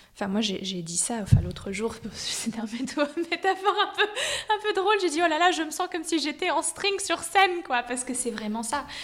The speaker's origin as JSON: {"language": "French", "country": "United States", "tie": "born or raised there", "also_born_or_lived": "New York / Miami / San Francisco / Berlin", "moved": "as an adult", "lives_now": "Zurich, Switzerland", "said": "Je suis née aux US à New York. Euh, j'ai grandi aux US entre New York, Miami"}